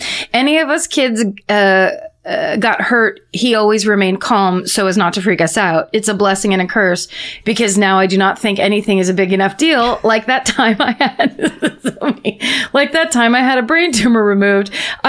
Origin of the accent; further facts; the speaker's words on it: Dallas, Texas, United States; I'm from Dallas, Texas, and people here love to go to the dirty ass lakes and go tubing.